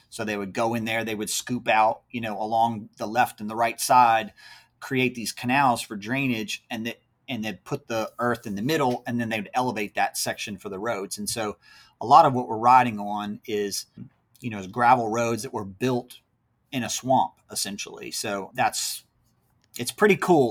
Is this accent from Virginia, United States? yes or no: yes; near Charlottesville, Central Virginia, United States; now in North Carolina, United States; my wife and I both are from Central Virginia, so up near the Charlottesville area. Born and raised there.